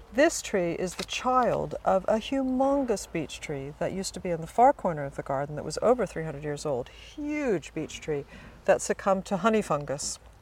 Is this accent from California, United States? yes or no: no; suburbs of Virginia, United States; moved away as an adult; also born or lived in Washington, D.C. / East Coast / New York; now in Oxford, United Kingdom; I was born in Washington, D.C. I grew up in suburbs of Virginia, spent most of my life up and down the East Coast